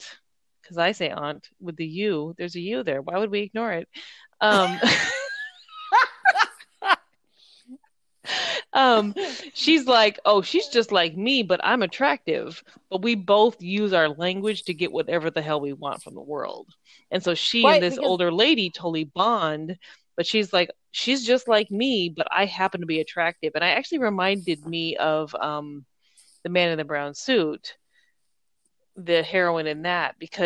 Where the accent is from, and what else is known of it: United States